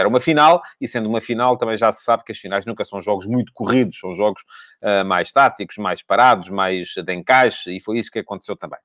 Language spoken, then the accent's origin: Portuguese; Ribatejo, Portugal; now in Lisbon, Portugal; eu nem sou lisboeta, vivo em Lisboa, mas nem sou lisboeta, sou ribatejano.